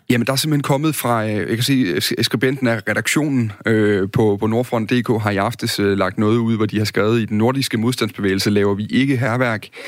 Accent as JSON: {"language": "Danish", "area": "Midtfyn", "region": "Southern Denmark", "country": "Denmark", "said": "der hvor jeg kommer fra på Midtfyn"}